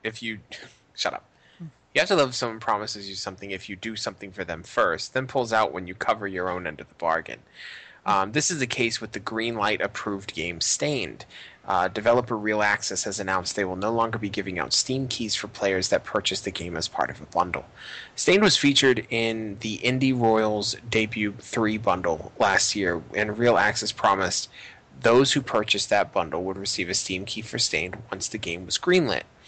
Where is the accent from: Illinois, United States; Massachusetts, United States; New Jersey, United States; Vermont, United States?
Massachusetts, United States; Boston; I'm from not New York City. I'm from Boston